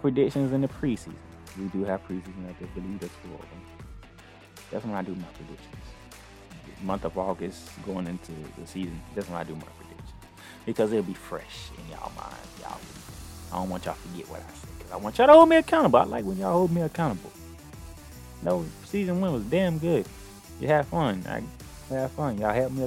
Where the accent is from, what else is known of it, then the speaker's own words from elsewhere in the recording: Jacksonville, Florida, United States; my hometown team is taking a trip to LA, which means the Jacksonville Jaguars